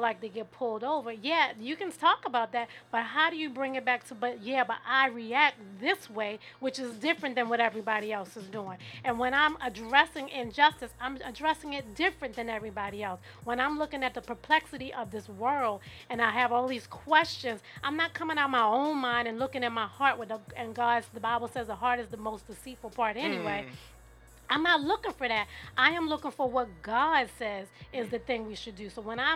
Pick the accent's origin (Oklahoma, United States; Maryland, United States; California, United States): Maryland, United States; Baltimore; now in Silver Spring, United States; I am from Baltimore City, born and raised. I'm out here in Silver Spring